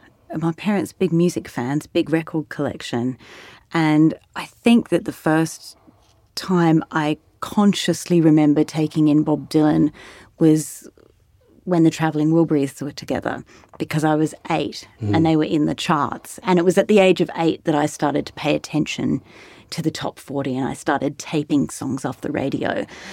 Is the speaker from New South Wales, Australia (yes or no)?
yes; Sydney, New South Wales, Australia; But I grew up in Australia and I grew up in various country towns. My parents were school teachers, so we travelled around a lot for their work. But I was born in Sydney and I went to university in Sydney.